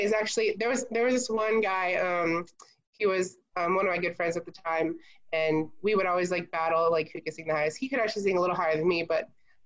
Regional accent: Houston, Texas, United States; also born or lived in Anaheim, California; I actually grew up in Anaheim, California. And then my parents both got jobs here in Houston, and we moved when I was 11.

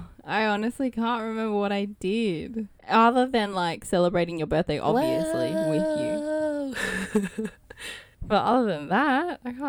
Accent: Australia; we're two Aussie Asian gals

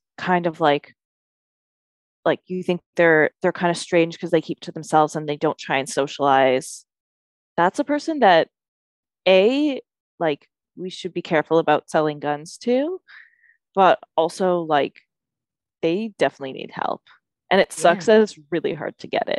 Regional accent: Canada; We're Canadian. We have a super, like, we have a Canadian perspective

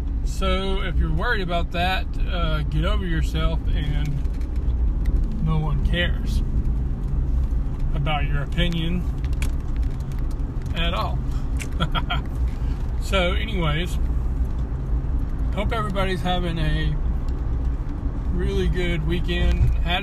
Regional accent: the South, United States; accent: southern; sound too southern. I know it's hard to do. And I'm trying to be more intelligent. Or do people love my country accent and would like for me to continue

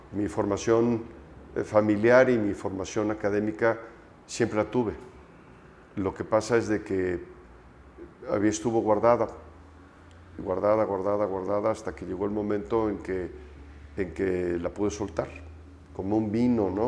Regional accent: Mexico; also born or lived in Aguascalientes; soy mexicano

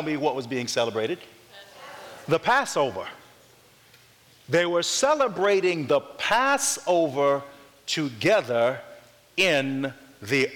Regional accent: North Carolina, United States; I'm from North Carolina

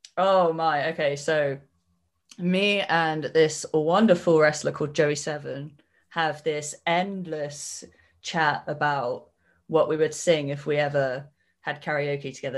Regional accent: Cornwall, South West England, United Kingdom; I am from Cornwall, because I speak Cornish in my promos

